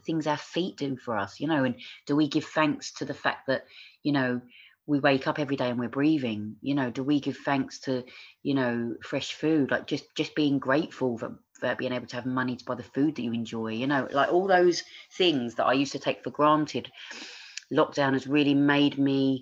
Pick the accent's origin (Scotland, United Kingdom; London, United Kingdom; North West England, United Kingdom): London, United Kingdom; accent: Cockney; moved away as an adult; also born or lived in Australia; I grew up in East London, you know, I grew up in a single parent family